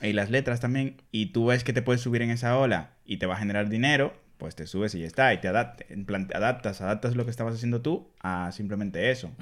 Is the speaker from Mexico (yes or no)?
no; Dominican Republic; born or raised there; accent: Dominican; now in Spain